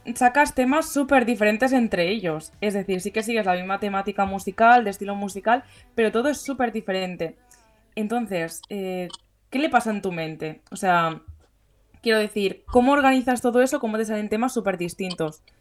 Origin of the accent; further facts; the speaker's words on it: Barcelona, Catalonia, Spain; nosotros que somos de Barcelona